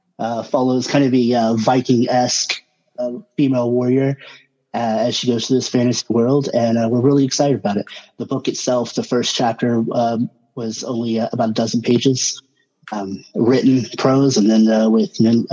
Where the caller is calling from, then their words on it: Oklahoma, United States; Oklahoma, Bonita.